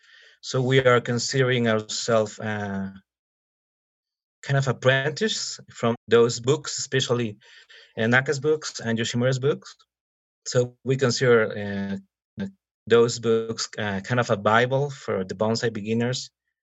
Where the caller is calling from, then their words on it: Mexico City, Mexico; I am located in Mexico City.